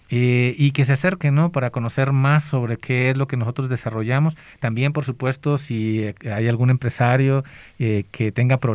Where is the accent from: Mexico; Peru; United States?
Mexico; Colima; moved away; yo soy del, estado de Colima